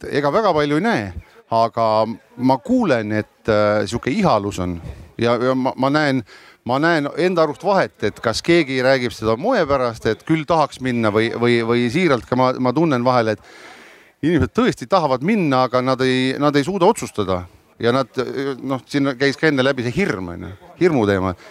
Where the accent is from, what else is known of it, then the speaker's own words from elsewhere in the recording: Estonia; ma küll ei ole pagulane. ma olen eestlane ja, ja kas ma elan Tallinnas või Krabil, ma, ma suurt vahet ei näe